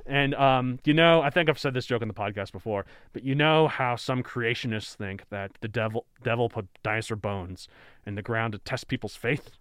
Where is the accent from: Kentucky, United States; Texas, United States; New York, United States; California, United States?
Texas, United States; I grew up in Texas